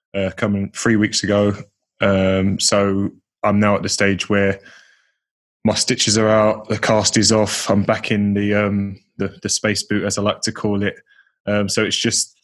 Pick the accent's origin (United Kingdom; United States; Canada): United Kingdom; Leyton, London; I grew up an Orient fan as well, because they were my local side